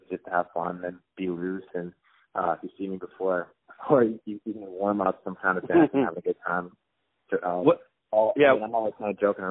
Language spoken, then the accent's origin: English; Canada; also born or lived in Long Island; I'm Canadian